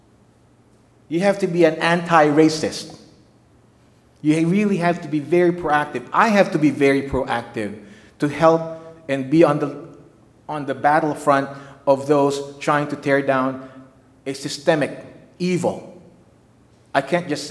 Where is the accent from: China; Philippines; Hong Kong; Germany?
Philippines; moved away as an adult; now in United States; I'm from the Philippines